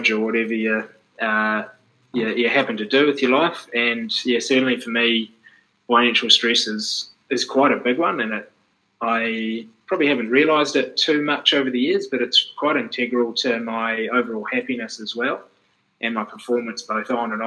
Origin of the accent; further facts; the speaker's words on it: Dunedin, Otago, New Zealand; moved away as an adult; also born or lived in Blenheim; I grew up in Dunedin, and I went to Blenheim actually to train.